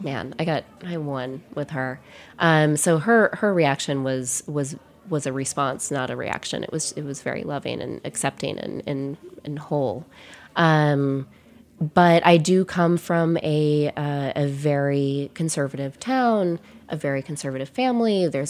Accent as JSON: {"language": "English", "region": "Wisconsin", "country": "United States", "also_born_or_lived": "New York", "lives_now": "Paris, France", "said": "When I moved from Wisconsin to New York, it was a very big shift in culture."}